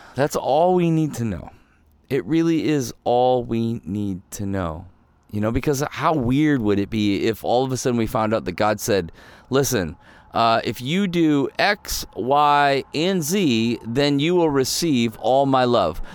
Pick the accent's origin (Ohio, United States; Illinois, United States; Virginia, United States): Ohio, United States; also born or lived in Michigan; I, I was born in Michigan, but we grew up in Ohio